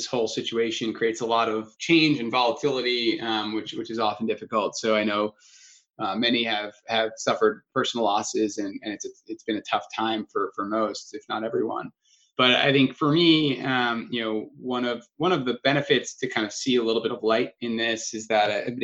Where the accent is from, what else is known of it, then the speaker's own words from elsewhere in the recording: Long Island, New York, United States; I grew up in Long Island, New York